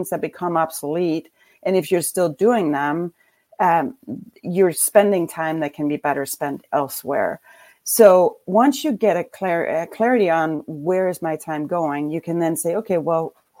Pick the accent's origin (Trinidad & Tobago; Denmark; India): Denmark; moved away as an adult; now in Traverse City, United States; I grew up in Denmark